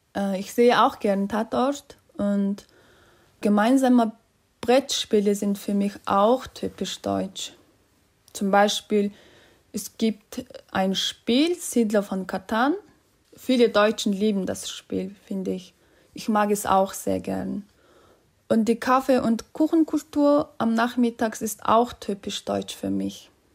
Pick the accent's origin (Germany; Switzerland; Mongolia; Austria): Mongolia; German is a second language; Ich komme aus der Mongolei.